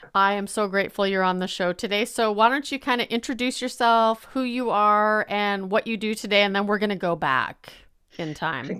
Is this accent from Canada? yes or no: yes; Hinton, Alberta, Canada; I am from Hinton, Alberta